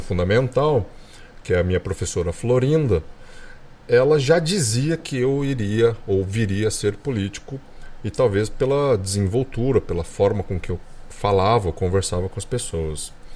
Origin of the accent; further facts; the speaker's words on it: Brazil; also born or lived in California, United States; como brasileiro